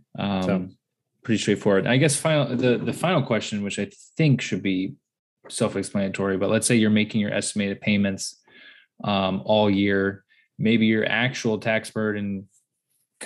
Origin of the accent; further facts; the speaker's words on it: the North, Northern US, United States; I'm from the north. I'm a Yankee